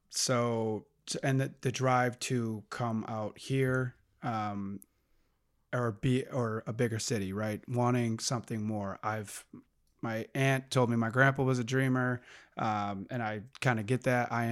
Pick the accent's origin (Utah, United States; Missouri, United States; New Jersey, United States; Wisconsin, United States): Wisconsin, United States; now in Los Angeles, United States